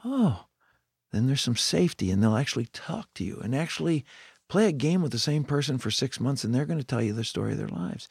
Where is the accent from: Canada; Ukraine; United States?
Canada; moved away; I grew up in Canada